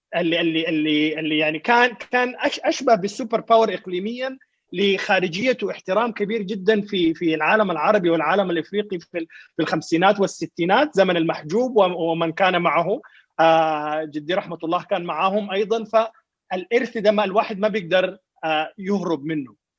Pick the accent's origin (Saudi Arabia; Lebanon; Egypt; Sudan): Sudan